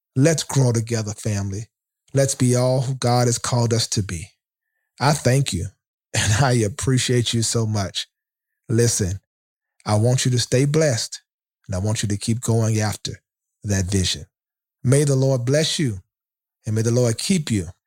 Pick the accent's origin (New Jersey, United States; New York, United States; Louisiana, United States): Louisiana, United States; Shreveport; my hometown of Shreveport, Louisiana